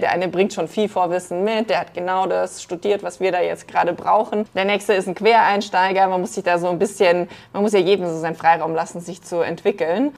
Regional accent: Munich, Bavaria, Germany; Deswegen bin ich Münchnerin durch und durch.

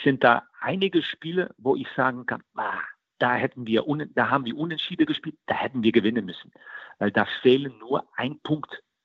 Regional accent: Netherlands; moved away as an adult; also born or lived in Rostock; in Holland machen, machen wir das nie

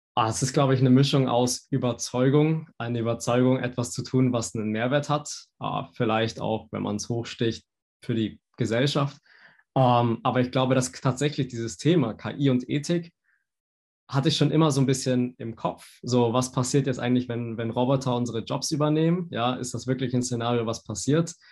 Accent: Hamburg, Germany; moved away as an adult; also born or lived in Stuttgart; now in Berlin, Germany; Also in Berlin geboren, in Hamburg aufgewachsen, Stuttgart studiert und jetzt arbeite ich wieder in Berlin.

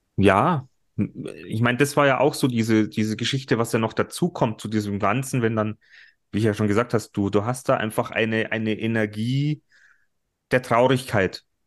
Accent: Germany; bei uns in Deutschland

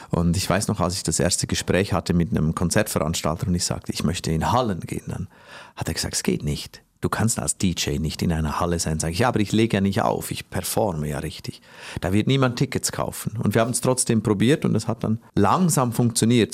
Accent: Switzerland; ich komme aus der Schweiz

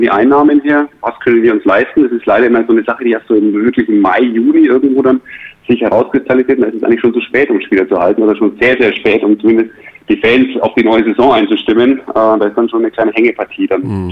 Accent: Ansbach, Bavaria, Germany; now in Bayreuth, Germany; meine Heimat, ich komme aus Ansbach ursprünglich, also aus äh, aus Mittelfranken

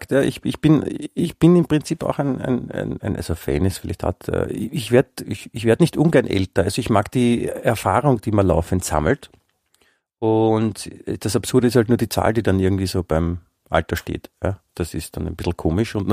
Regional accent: Germany; Ich bin Deutscher, ich habe die Sprache erfunden, mhm. erfunden, darf man auch sagen, ja, und insofern.

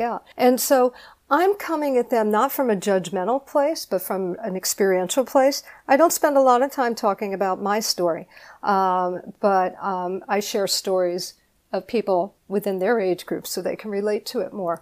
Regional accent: New Jersey, United States; I'm from Jersey

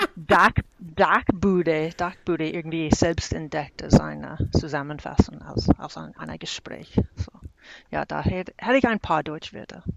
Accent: Kansas, United States; now in Heidelberg, Germany; ich komme jetzt aus Kansas und wohne in Heidelberg

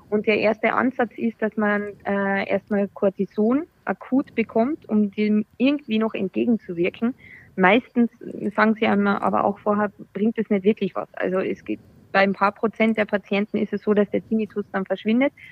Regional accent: Austria; moved away as an adult; now in Munich, Germany; Also ich bin 36, bin ursprünglich aus Österreich und jetzt aber schon seit 15 Jahren in München.

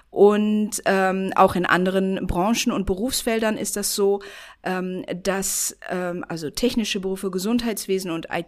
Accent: Germany; Ich bin nicht okay, in Deutschland aufgewachsen.

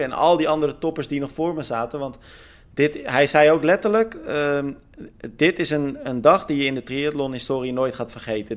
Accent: Netherlands; wij eh, als Nederlanders

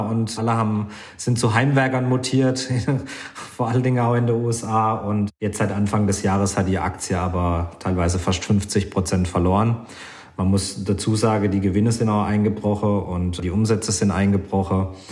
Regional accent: Germany; bei uns in Deutschland

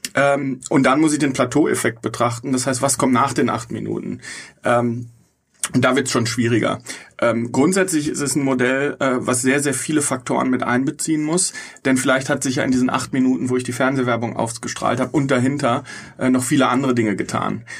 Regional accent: Bochum, North Rhine-Westphalia, Germany; now in Munich, Germany; Ich komme aus Bochum

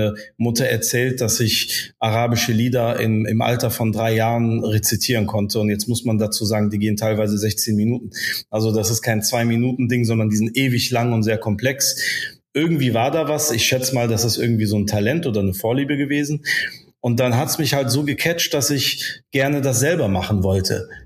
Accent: Bonn, North Rhine-Westphalia, Germany; German is a second language; also born or lived in Casablanca, Morocco; bin äh, gebürtiger Marokkaner in Casablanca geboren, bin dann als Baby in das schöne äh, Regierungsviertel nach Bad Godesberg bekommen äh, gekommen, weil meine Eltern äh, beruflich äh, da zu tun hatten. Und dann bin ich hier aufgewachsen

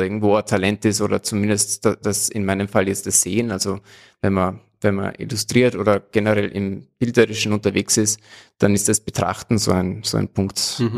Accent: Salzburg, Austria; Ich komme aus Salzburg und bin auch seit, seit meiner Geburt in Salzburg geblieben

